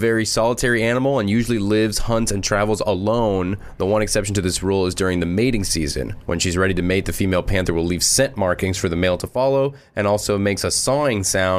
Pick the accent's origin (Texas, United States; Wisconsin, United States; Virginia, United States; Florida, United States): Florida, United States; I'm from Florida